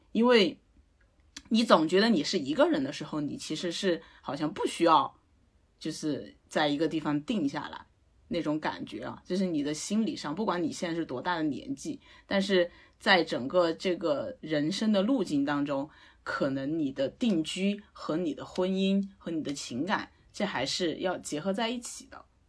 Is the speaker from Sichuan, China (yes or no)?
yes; Sichuan, China; moved away; 我是四川人